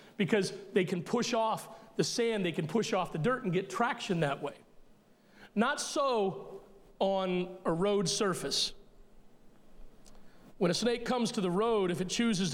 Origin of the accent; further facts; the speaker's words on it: Elkton, Maryland, United States; we grew up in Elkton, Maryland